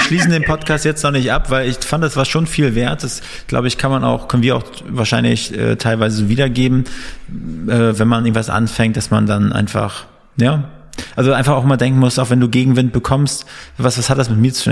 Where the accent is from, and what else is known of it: Northern Germany, Germany; now in Berlin, Germany